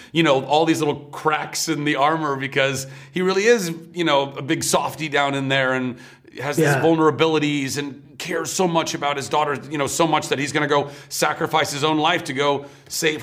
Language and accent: English; Ventura, California, United States; our grandmother was really big into the Irish American Club in Ventura, California, where I grew up